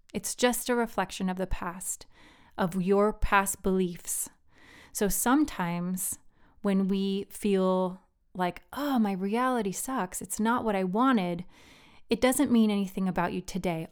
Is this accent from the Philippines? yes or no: yes; Philippines; now in United States; I grew up in the Philippines